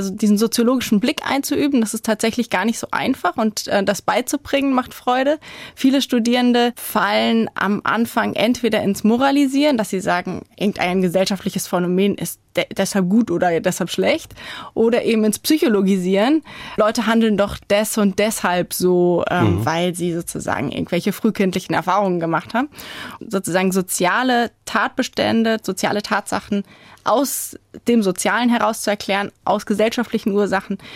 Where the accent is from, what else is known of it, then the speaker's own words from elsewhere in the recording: Rhineland-Palatinate, Germany; also ich komme aus Rheinhessen und habe dorthin Kontakte und Familie, dass in diesen kleinen Dörfern dieses Engagement eben weiter fortbesteht